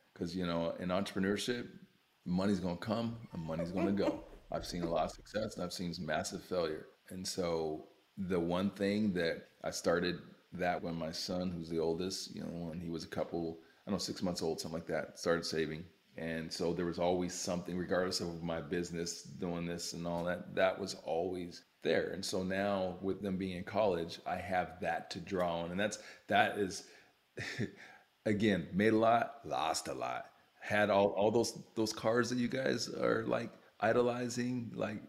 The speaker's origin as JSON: {"language": "English", "town": "Youngstown", "region": "Ohio", "country": "United States", "said": "I mean, like, you know, we're from Youngstown, Ohio, man. We're from steel mill country."}